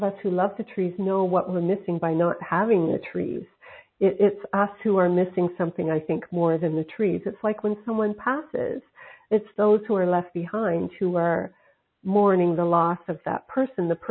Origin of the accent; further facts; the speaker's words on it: Nova Scotia, Canada; moved away; also born or lived in Pacific coast of Canada; I'm from Nova Scotia on the Atlantic coast of Canada, now living on the Pacific coast